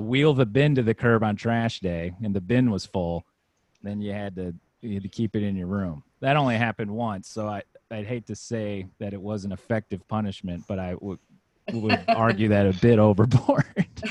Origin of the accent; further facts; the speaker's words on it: Virginia, United States; moved away as an adult; now in Los Angeles, United States; I grew up in Virginia, well, from age five to 18. So, most formative experiences are from there.